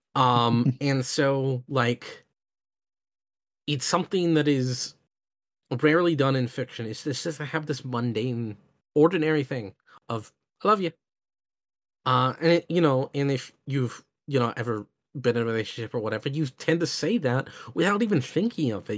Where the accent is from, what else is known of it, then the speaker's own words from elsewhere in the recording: United States; I come from America, which is a very deeply divided country